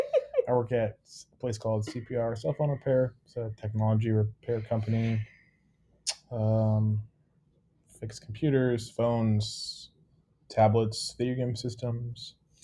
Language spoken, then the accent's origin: English; Cedar Rapids, Iowa, United States; Cedar Rapids.